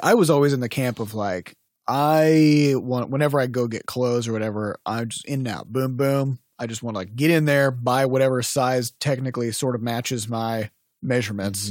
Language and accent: English; United States; I'm American